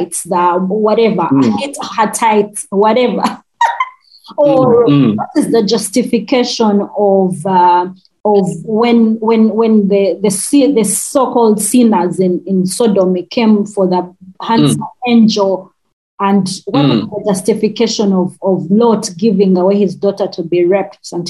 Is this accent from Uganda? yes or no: yes; Uganda; accent: Rutshuga; my Rutshuga accent